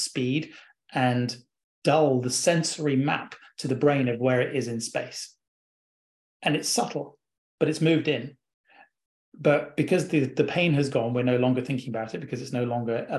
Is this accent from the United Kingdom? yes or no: yes; England, United Kingdom; accent: English